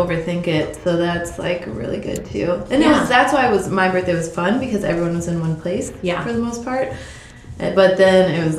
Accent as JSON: {"language": "English", "town": "Chicago", "region": "Illinois", "country": "United States", "tie": "born or raised there", "also_born_or_lived": "Virginia", "moved": "as an adult", "said": "all my hometown friends came, like, from Chicago"}